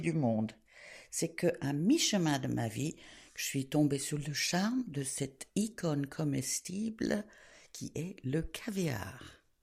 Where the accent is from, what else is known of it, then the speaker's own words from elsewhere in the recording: England, United Kingdom; moved away; also born or lived in Switzerland / France / South America; Je suis née en Suisse, élevée en Angleterre, d'une famille cosmopolite